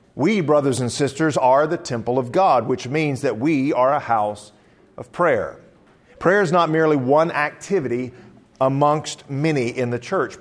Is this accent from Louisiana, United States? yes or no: yes; South Louisiana, United States; moved away; also born or lived in Southern Illinois; I'm originally from South Louisiana